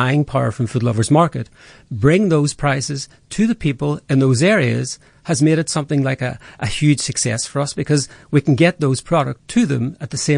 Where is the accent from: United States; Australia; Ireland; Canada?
Ireland; accent: Irish; now in South Africa; my accent's Irish